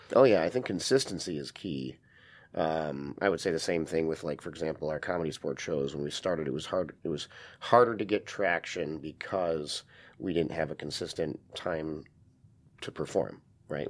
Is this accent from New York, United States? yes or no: no; Wisconsin, United States; moved away as an adult; now in Seattle, United States; I grew up in Wisconsin